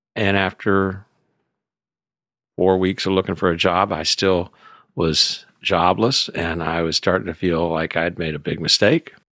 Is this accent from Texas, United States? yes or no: yes; Houston, Texas, United States; moved away; also born or lived in California; I was raised in Houston as a city kid